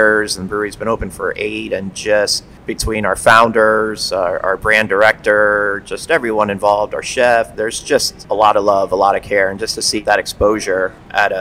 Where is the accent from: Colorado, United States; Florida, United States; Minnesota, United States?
Florida, United States; South; growing up in South Florida